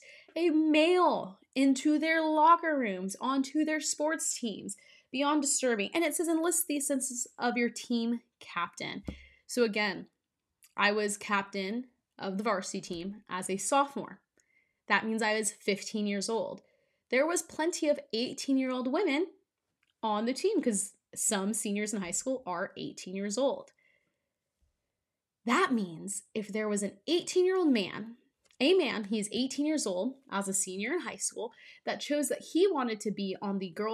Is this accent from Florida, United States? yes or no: no; California, United States; growing up in California, I spent 4 years of high school playing in CIF